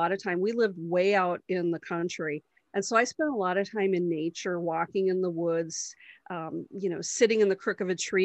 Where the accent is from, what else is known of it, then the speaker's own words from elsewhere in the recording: Wisconsin, United States; in my hometown